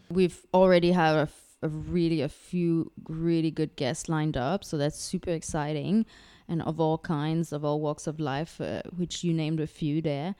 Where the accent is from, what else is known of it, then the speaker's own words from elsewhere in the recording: Canada; now in Singapore; I'm, I'm French Canadian, uh, living in Singapore with my husband, Luke